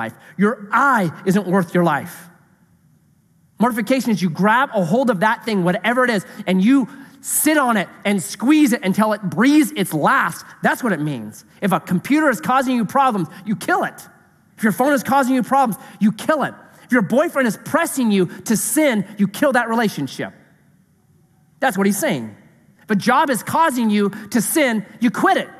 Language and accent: English; Grants Pass, Oregon, United States; I was raised in Grants Pass. I was raised in town